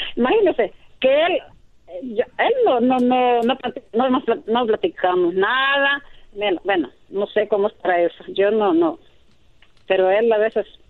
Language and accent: Spanish; El Salvador; now in Utah, United States; Yo soy salvadoreña